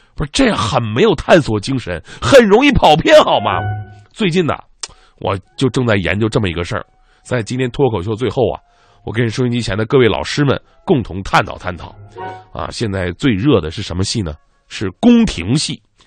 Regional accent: Northeast China, China; accent: Northeastern Mandarin (东北话); 努尔哈赤应该是纯东北老爷们儿，对不对？我老乡啊

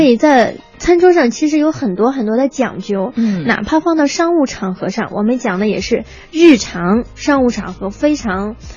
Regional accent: Shandong, China; moved away; 我的老家山东

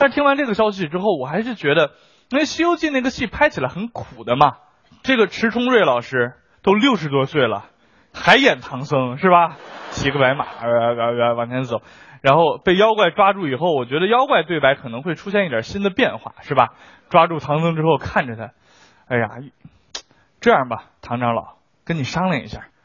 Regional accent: China; 我们中国人

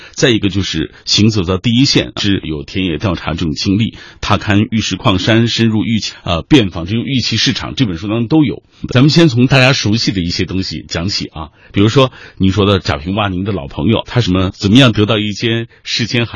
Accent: Xinjiang, China; moved away; 从新疆来的，从小我在新疆就听说，好像新疆的和田玉是很有名的

